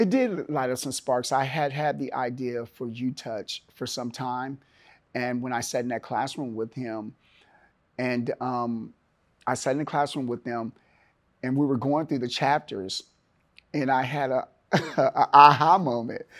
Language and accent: English; Oakland, California, United States; moved away as an adult; also born or lived in Milwaukee, Wisconsin / Seattle, Washington; now in Chattanooga, United States; It's my hometown. And, um, I grew up there